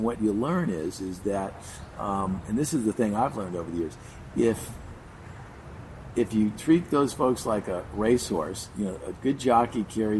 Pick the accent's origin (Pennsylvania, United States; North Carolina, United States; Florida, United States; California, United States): California, United States; Beverly Hills; I grew up in Beverly Hills, went to Beverly Hills High School.